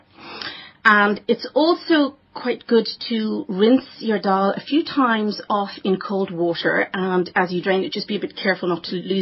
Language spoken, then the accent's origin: English; Dublin, Leinster, Ireland; accent: Irish; also born or lived in Durban, South Africa; now in South Africa; I was born in Durban, South Africa. I was raised in Dublin. I hail from Dublin. I'm extremely Dublin